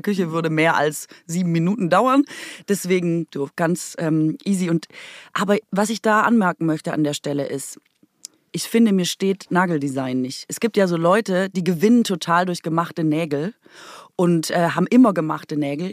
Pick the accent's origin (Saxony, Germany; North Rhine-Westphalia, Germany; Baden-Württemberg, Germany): Baden-Württemberg, Germany; Swabia; accent: Swabian; first language Swabian; moved away